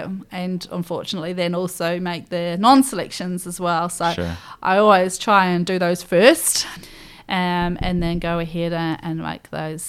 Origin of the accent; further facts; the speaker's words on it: Scotland, United Kingdom; also born or lived in England; that upbringing with mum and dad very much instilling that I was from Scotland but born in England rang true all the way to me choosing Scotland as my nation to compete for.